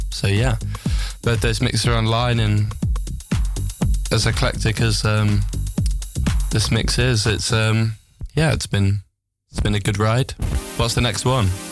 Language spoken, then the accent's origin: English; England, United Kingdom; now in Netherlands; from England